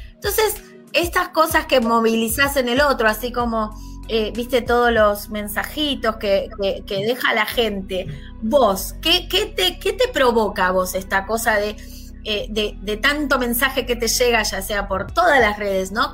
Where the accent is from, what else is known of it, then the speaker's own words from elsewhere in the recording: Buenos Aires, Argentina; soy de Lugano, de Capital